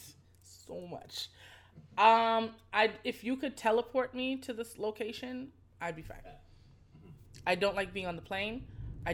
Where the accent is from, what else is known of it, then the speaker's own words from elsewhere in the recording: New York City, New York, United States; when you from New York, you know, when you from Brooklyn